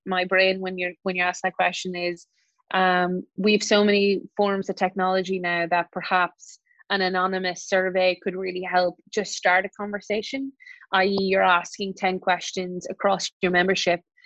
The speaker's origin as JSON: {"language": "English", "country": "Ireland", "tie": "born or raised there", "also_born_or_lived": "United States", "said": "having grown up in rural Ireland"}